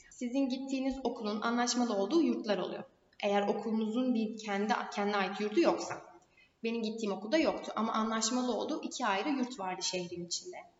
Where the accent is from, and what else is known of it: Turkey